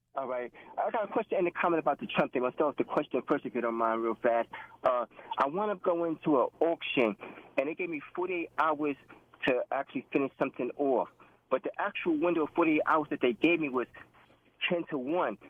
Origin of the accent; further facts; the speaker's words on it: New York City, New York, United States; now in West Virginia, United States; I'm in West Virginia right now, but I'm from Brooklyn, New York